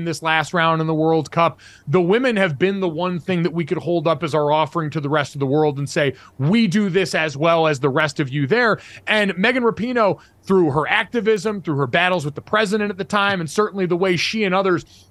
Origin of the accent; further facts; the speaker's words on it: Connecticut, United States; growing up in New England, growing up in Connecticut